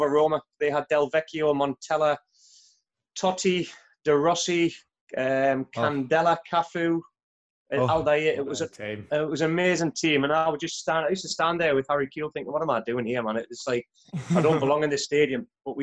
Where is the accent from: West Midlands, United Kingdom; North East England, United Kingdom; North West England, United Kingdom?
North East England, United Kingdom; Newcastle upon Tyne; moved away; I'm from Newcastle, which is obviously the northeast of England. And at a young age, the whole family were black and white supporters. So my childhood was getting on the train on a Saturday morning with my father